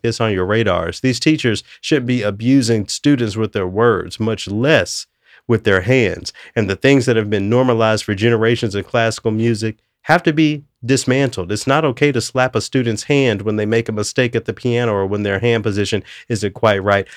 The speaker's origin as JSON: {"language": "English", "town": "Memphis", "region": "Tennessee", "country": "United States", "tie": "born or raised there", "said": "I'm from Memphis."}